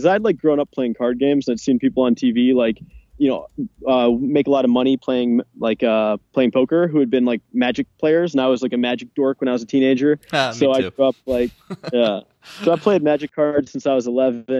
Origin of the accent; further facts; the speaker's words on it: New York, United States; moved away as an adult; also born or lived in England / Las Vegas; now in Budapest, Hungary; I grew up in New York.